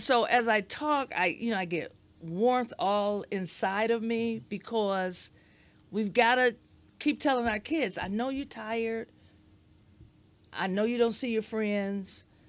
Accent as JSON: {"language": "English", "town": "Detroit", "region": "Michigan", "country": "United States", "tie": "born or raised there", "said": "we grew up on the east side of Detroit"}